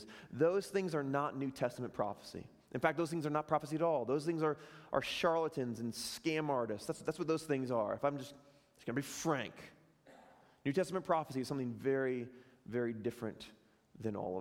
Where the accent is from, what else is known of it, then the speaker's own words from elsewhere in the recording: Chicago, Illinois, United States; moved away; I'm from Chicago